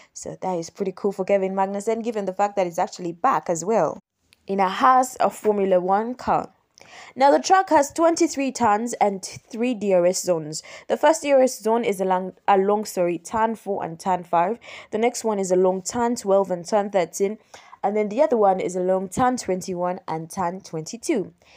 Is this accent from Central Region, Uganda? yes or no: yes; Kampala, Central Region, Uganda; As you know, I am from Uganda. I'm from Kampala, Uganda